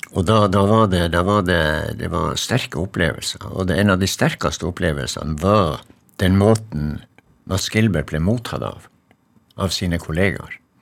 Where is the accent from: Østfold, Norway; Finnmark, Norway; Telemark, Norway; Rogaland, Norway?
Finnmark, Norway; Magerøya; moved away; jeg kommer jo fra Magerøy, ikke sant, og der er det ingen trær